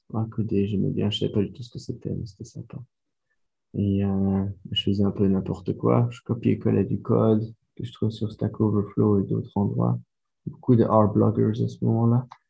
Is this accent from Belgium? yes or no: yes; Belgium; first language French; moved away; l'histoire a commencé en Belgique, je suis belge.